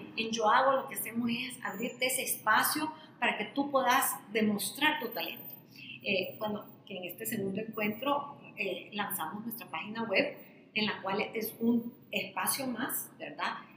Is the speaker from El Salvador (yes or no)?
yes; El Salvador; para el salvadoreño, para nuestro país